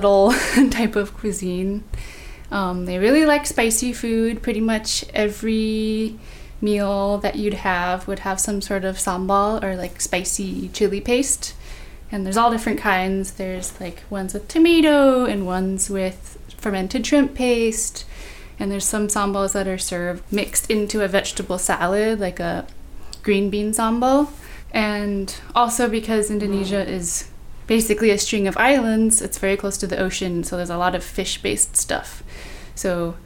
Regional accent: Bay Area, California, United States; born or raised there

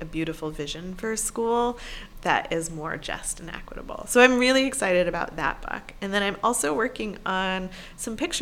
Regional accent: Syracuse, New York, United States; my own schooling growing up in Syracuse, New York in the 1980s and 90s

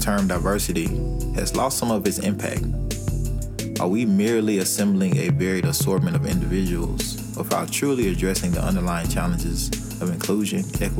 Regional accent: Nashville, Tennessee, United States; a Nashville native and explorer of social change. Growing up in Nashville, Tennessee, I honestly didn't think about diversity or segregation because I grew up in my black bubble.

